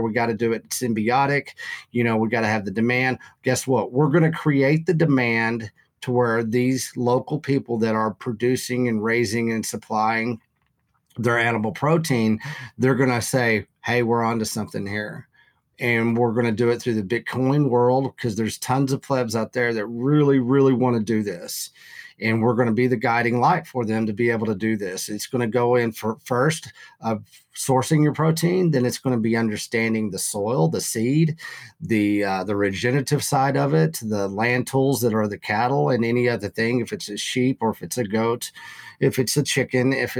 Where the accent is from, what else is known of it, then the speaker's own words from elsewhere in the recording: Canyon, Texas, United States; it is going to be headquartered out of my hometown